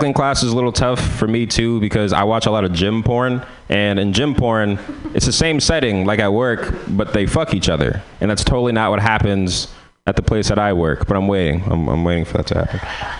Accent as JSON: {"language": "English", "town": "San Francisco", "region": "California", "country": "United States", "said": "So I'm from San Francisco"}